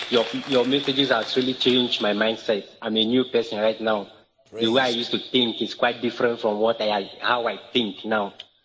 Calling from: Uyo, Akwa Ibom, Nigeria

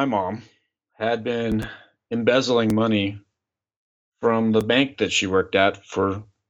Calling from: Klamath Falls, Oregon, United States; I'm calling in from Klamath Falls, Oregon, which is in the south part of Oregon.

